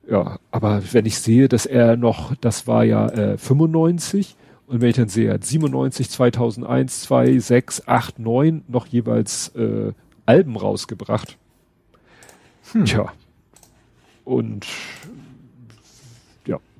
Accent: Hamburg, Germany; Von da über Überstalshoop, wo ich aufgewachsen bin, Hochhaussiedlung, mit Bramfeld verbinden, wo ich jetzt wohne.

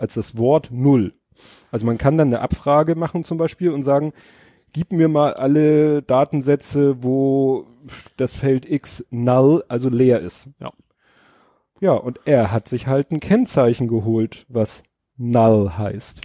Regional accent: Hamburg, Germany; ich bin ja in Stalzhoop aufgewachsen

